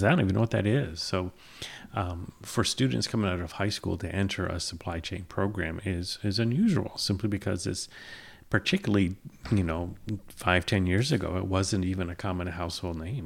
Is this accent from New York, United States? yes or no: yes; Peru, New York, United States; also born or lived in San Antonio, Texas / England; I grew up in Peru